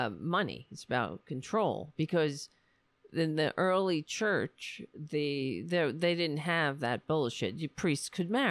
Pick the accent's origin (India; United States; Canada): United States; New York; I'm a New Yorker.